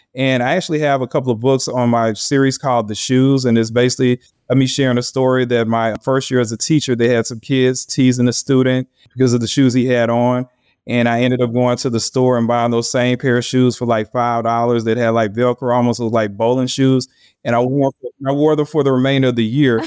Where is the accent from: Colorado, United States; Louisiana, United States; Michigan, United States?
Louisiana, United States; Louisiana, which is my home state